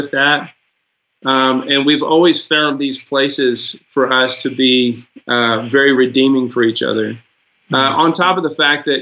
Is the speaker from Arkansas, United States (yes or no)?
yes; Arkansas, United States; I grew up definitely in the South in Arkansas